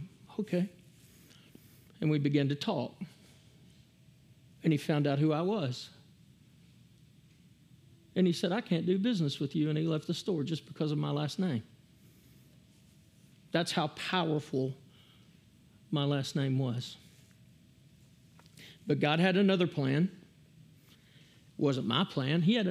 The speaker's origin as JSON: {"language": "English", "town": "Hamilton", "region": "Texas", "country": "United States", "tie": "born or raised there", "said": "I grew up in Hamilton, Texas"}